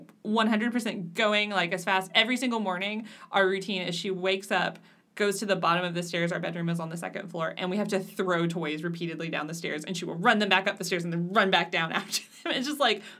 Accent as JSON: {"language": "English", "region": "Western Kentucky", "country": "United States", "tie": "born or raised there", "moved": "yes", "said": "my hometown in Western Kentucky"}